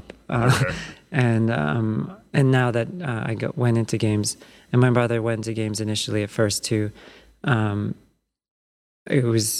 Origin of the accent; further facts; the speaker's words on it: Mountain View, California, United States; I grew up basically in Mountain View, worked for Activision.